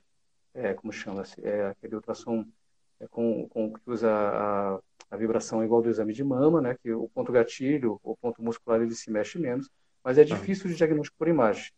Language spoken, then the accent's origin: Portuguese; São José dos Campos, São Paulo, Brazil; now in São Paulo, Brazil; eu sou de São José dos Campos, a 100 quilômetros aqui de São Paulo.